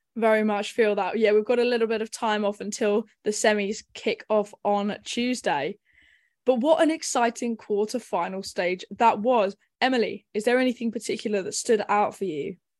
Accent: England, United Kingdom; we are English

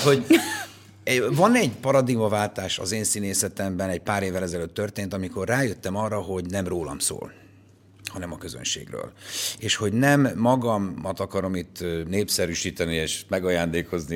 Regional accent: Pécs, Baranya, Hungary; Tényleg színházban nőttem föl, tehát a Pécsi Nemzeti Színházban én voltam a Pécsi Balett első

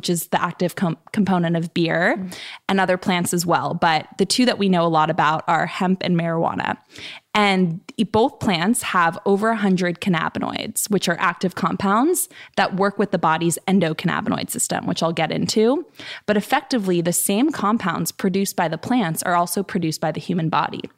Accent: Bay Area, California, United States; I grew up in the Bay Area

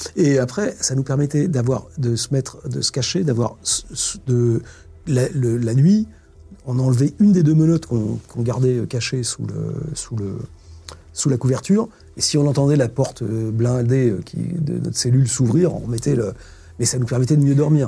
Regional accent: France; en tant que Français

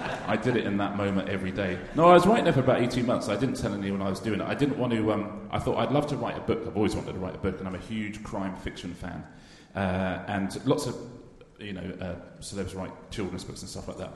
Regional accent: United Kingdom; I am British

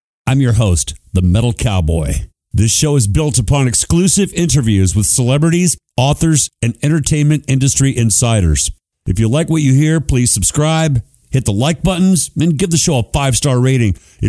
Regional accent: Phoenix, Arizona, United States; I grew up in Phoenix, Arizona.

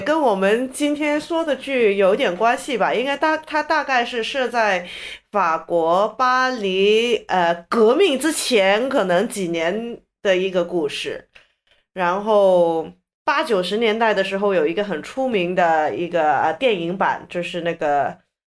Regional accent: China; 我们中国人

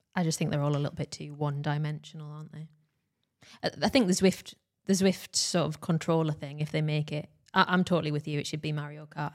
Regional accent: United Kingdom; we are British

